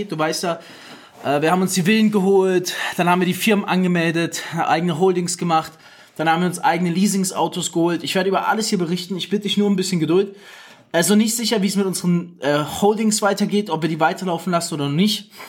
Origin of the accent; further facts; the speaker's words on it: Germany; born there; Ich bin in Deutschland geboren, ich feiere Deutschland, ich habe Deutschland mein ganzes Leben zu verdanken.